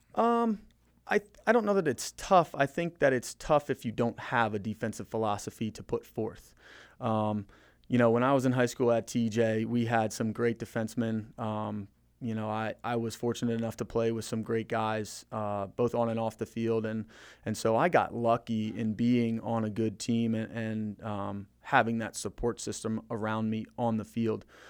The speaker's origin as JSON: {"language": "English", "region": "Maryland", "country": "United States", "tie": "born or raised there", "also_born_or_lived": "Florida / Frederick, Maryland", "said": "we moved from Florida to Maryland, uh, over Christmas break when I was in third grade"}